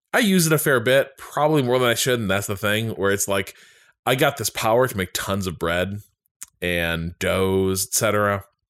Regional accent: Boston, Massachusetts, United States; I'm from Boston, and I'm like I'm deep in like the greater Boston area

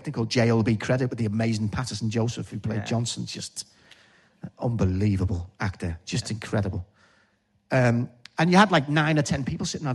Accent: Liverpool, North West England, United Kingdom; accent: Scouse

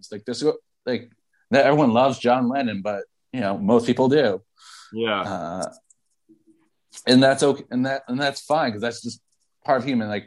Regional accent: New York City, New York, United States; And, and I'm from New York City. Like you think you're strange? Like you should

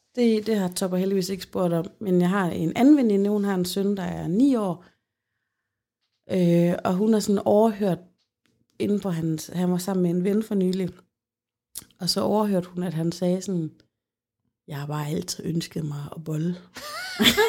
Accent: Central Denmark Region, Denmark; ude i Holme, hvor jeg kommer fra

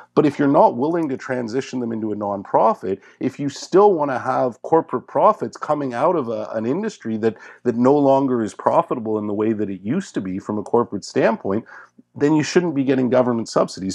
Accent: Montreal, Quebec, Canada; my hometown newspaper, the Montreal Gazette

